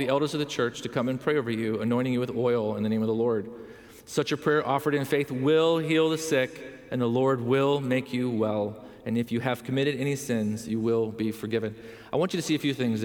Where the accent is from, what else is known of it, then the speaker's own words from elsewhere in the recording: Southern California, United States; We grew up in Southern California.